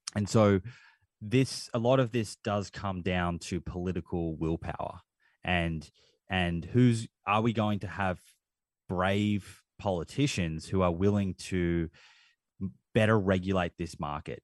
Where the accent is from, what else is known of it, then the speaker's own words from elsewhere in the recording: Australia; accent: Australian; my Australian accent